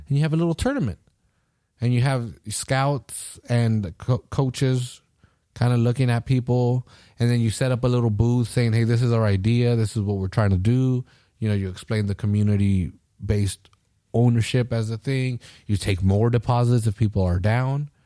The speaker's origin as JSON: {"language": "English", "country": "United States", "said": "I'm an American"}